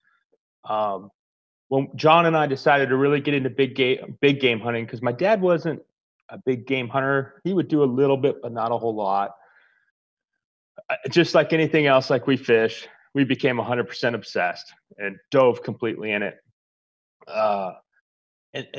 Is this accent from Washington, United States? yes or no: no; Arizona, United States; Born and raised in Arizona. I'm actually a third generation Arizona